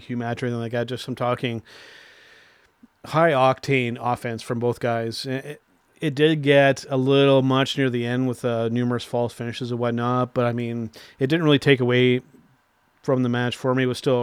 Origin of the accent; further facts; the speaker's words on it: Canada; I'm a Canadian